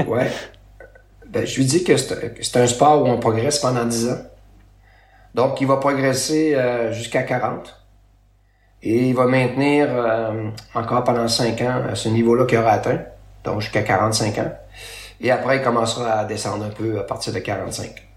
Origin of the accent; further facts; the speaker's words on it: L'Anse-Saint-Jean, Quebec, Canada; now in Chicoutimi, Canada; de mon village natal, Anse-Saint-Jean, dans le fjord du Saguenay